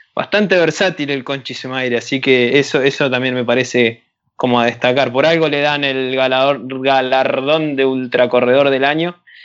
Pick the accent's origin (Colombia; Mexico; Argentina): Argentina; soy de Argentina